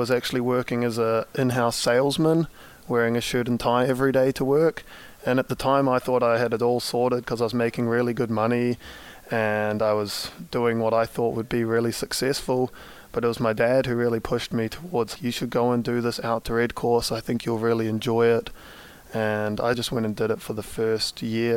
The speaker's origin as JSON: {"language": "English", "town": "Geraldine", "region": "Canterbury", "country": "New Zealand", "tie": "born or raised there", "said": "I grew up in Geraldine, New Zealand. It's in the South Island."}